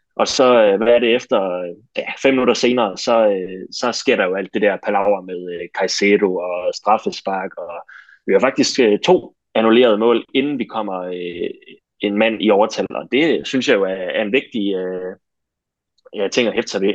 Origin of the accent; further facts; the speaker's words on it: Denmark; som danskere